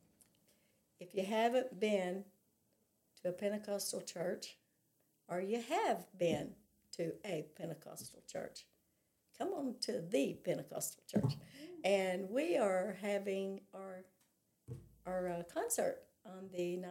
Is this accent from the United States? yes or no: yes; California, United States; also born or lived in North Little Rock, Arkansas; now in Arkansas, United States; I was raised in California